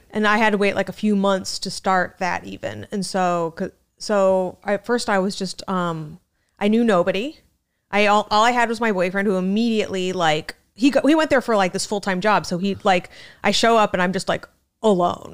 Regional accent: Scottsdale, Arizona, United States; moved away as an adult; now in New York City, United States; I'm from Scottsdale, the resort depart, the resort section of, of Arizona

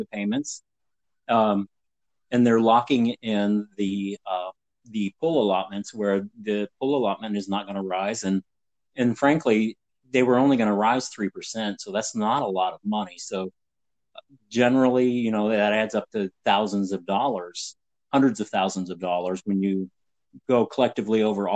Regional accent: Northeast Ohio, United States; I grew up in Northeast Ohio

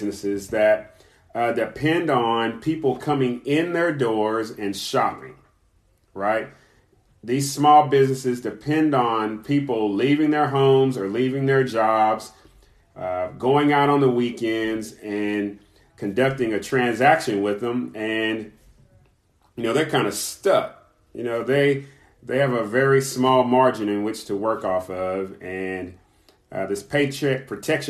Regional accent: Kentucky, United States; my home state, my birth state, Kentucky

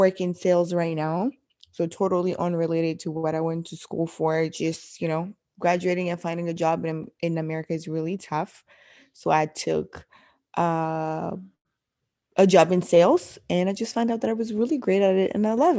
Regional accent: DR Congo; now in Portland, United States; I'm originally from the Congo in Central Africa.

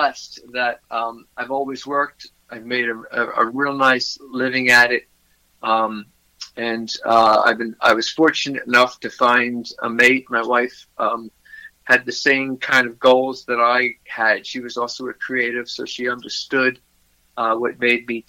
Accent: Philadelphia, Pennsylvania, United States; also born or lived in Montgomery County, Pennsylvania / Melbourne Beach, Florida; I was born in Philadelphia, Pennsylvania, and spent most of my youth there

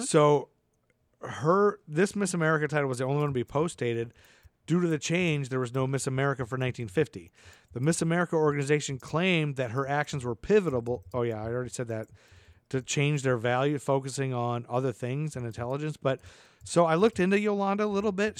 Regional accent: Toledo, Ohio, United States; I'm from forty-five minutes outside of Detroit. I'm from Toledo, Ohio.

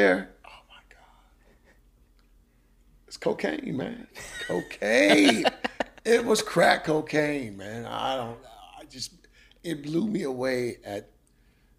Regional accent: Memphis, Tennessee, United States; now in South Louisiana, United States; if you're from Memphis, you grew up in the 80s and 70s like

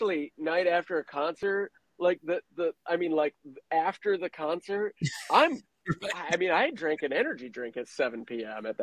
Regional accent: Midwest, United States; I grew up in the Midwest

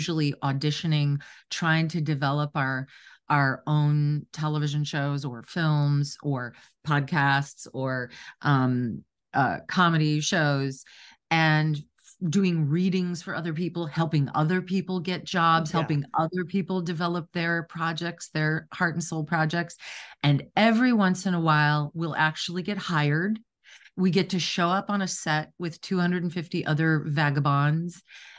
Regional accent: Wisconsin, United States; I was raised in Wisconsin in a real working class family. No one had gone to college in my immediate family.

